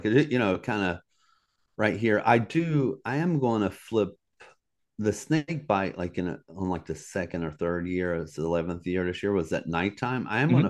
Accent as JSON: {"language": "English", "region": "Southeast", "country": "United States", "tie": "born or raised there", "said": "So that's one that I've had on my bucket list just growing up in the Southeast, right?"}